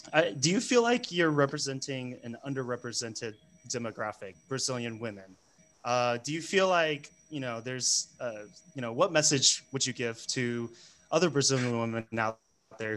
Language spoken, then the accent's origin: English; United States; moved away; I'm American, right? I'm a gringo